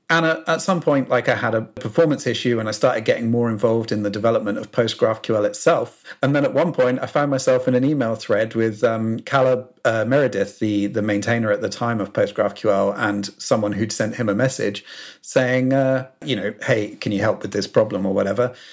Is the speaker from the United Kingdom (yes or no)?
yes; South Coast, England, United Kingdom; as you may be able to tell from my accent, I'm from the U K, uh, from the South Coast, born and bred.